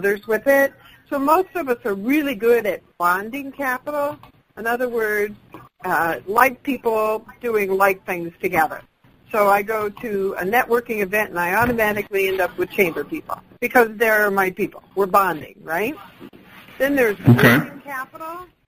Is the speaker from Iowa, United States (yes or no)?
yes; Hampton, Iowa, United States; I came from Hampton, Iowa, that was a Main Street community